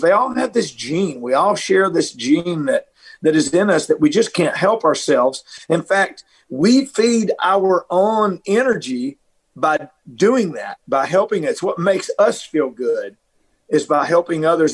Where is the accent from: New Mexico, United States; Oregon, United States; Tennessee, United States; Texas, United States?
Tennessee, United States; Middle; moved away as an adult; also born or lived in Nashville, Tennessee; I grew up in Middle Tennessee. I was born in Nashville, so I grew up in a in a very rural area